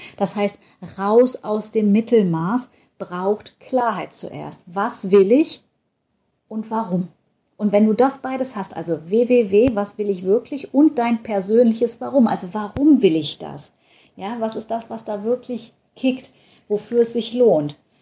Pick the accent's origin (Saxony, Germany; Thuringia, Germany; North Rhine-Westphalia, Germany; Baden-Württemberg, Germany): North Rhine-Westphalia, Germany; Düsseldorf; Ich komme ja aus Düsseldorf